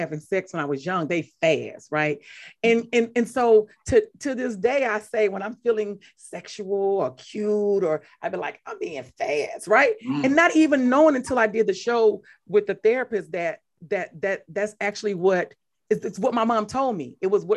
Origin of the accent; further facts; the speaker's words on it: Mississippi, United States; I'm from Mississippi